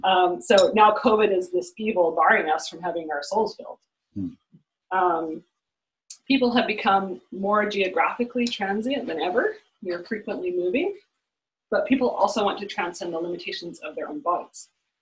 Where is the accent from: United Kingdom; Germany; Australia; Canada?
Canada; I'm Canadian